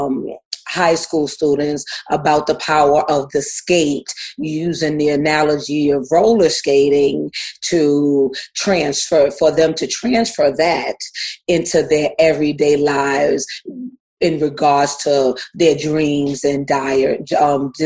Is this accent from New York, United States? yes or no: yes; New York City, New York, United States; I was born and raised in New York City